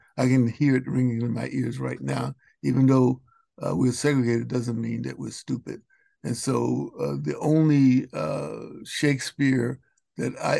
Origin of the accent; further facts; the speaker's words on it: Roanoke, Virginia, United States; also born or lived in Baltimore, Maryland; I moved to Roanoke, Virginia when I was 6 years old